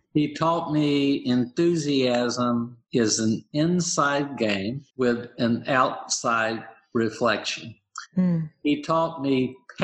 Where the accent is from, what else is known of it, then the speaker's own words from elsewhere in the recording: the South, United States; I grew up in the South